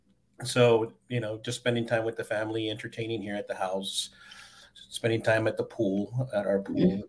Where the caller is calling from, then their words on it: El Paso, Texas, United States; but I'm in El Paso, Texas, and we have great allergy season going on here.